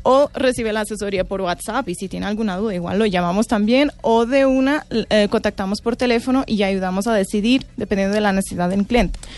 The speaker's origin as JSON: {"language": "Spanish", "country": "Portugal", "second_language": "Spanish", "moved": "as an adult", "lives_now": "Colombia", "said": "Yo soy de Portugal"}